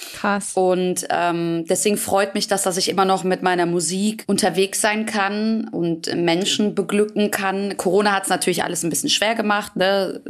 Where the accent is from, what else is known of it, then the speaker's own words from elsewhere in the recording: Büsbach, North Rhine-Westphalia, Germany; Ich saß in Büsbach, das ist mein Heimatort, wo ich herkomme